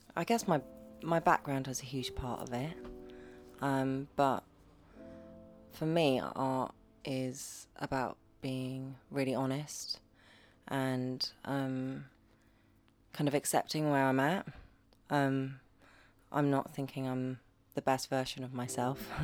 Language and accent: English; Devon, South West England, United Kingdom; I grew up in Devon in uh, a little house my dad built, a little bungalow.